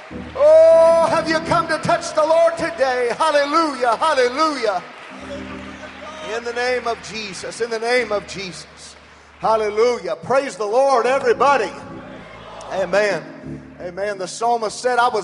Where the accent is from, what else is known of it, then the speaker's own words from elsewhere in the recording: Madera, California, United States; I was born in Madera, California